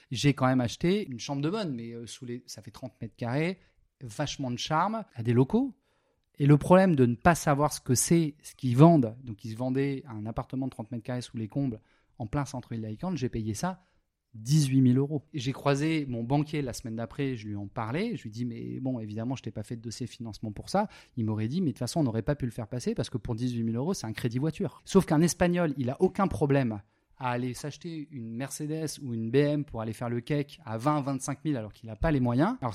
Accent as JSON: {"language": "French", "country": "France", "moved": "yes", "lives_now": "Spain", "said": "Et moi, quand je suis parti de la France, c'est parce que je me retrouvais pas, tu vois, je, trouvais que le modèle n'était pas hyper."}